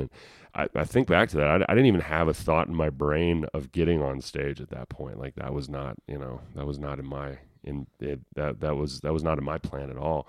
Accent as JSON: {"language": "English", "town": "Denver", "region": "Colorado", "country": "United States", "tie": "born or raised there", "also_born_or_lived": "Burbank, California", "accent": "country twang", "moved": "as an adult", "said": "I grew up in Denver, Colorado. I was born in Denver in Rose Hospital"}